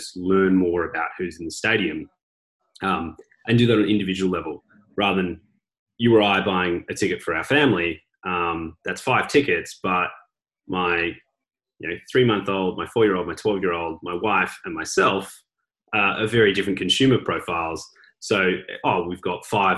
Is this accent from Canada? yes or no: no; Melbourne, Victoria, Australia; my hometown of Melbourne